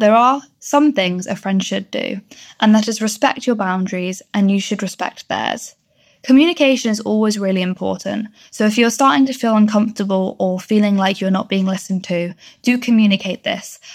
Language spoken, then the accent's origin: English; Bristol, South West England, United Kingdom; I'm 20 years old and I'm from Bristol